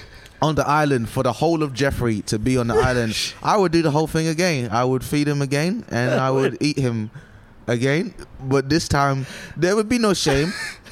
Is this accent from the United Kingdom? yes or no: yes; United Kingdom; also born or lived in Nigeria; I'm British and Nigerian.